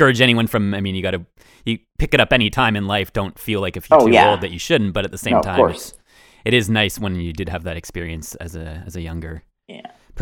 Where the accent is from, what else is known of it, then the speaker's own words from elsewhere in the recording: Ontario, Canada; we are both from Ontario, obviously different areas